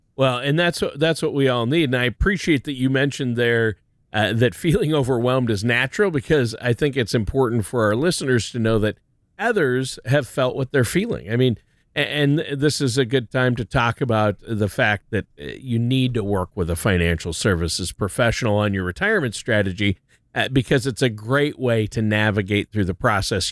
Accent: Minnesota, United States; I'm from Minnesota

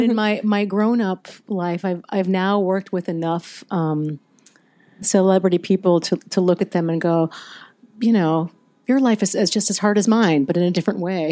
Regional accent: Virginia, United States; I'm from I'm from the South. I'm from Virginia, and I I grew up in that culture

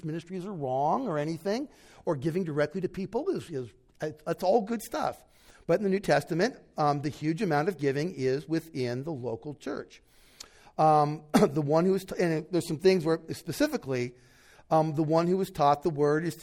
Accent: United States; an American born and bred, raised

